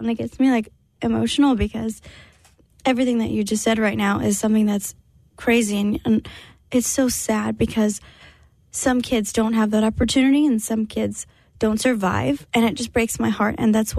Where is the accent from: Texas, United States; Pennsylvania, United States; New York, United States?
Texas, United States; San Antonio; But I grew up in San Antonio with my family. You know, most of my family was there.